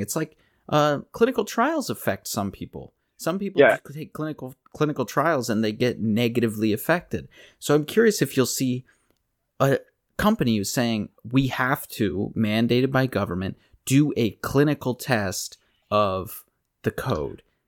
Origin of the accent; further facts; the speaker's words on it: Pennsylvania, United States; I grew up in Pennsylvania